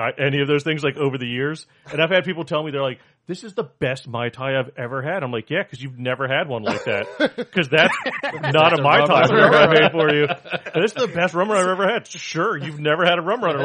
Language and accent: English; Florida, United States; also born or lived in North Carolina; born and raised in Florida